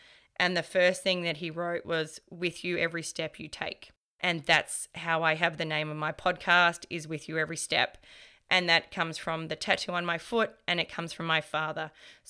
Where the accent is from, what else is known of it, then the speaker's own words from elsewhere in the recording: Croatia; The company from Vegeta is in Croatia. It's actually not too far away from my hometown, but it's not my friend.